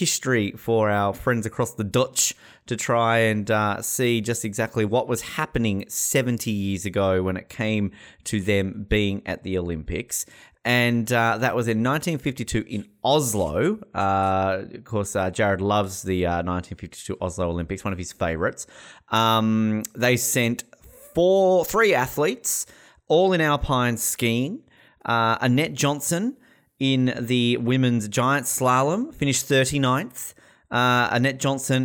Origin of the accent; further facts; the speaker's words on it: Australia; moved away; also born or lived in New Zealand; we're Australian.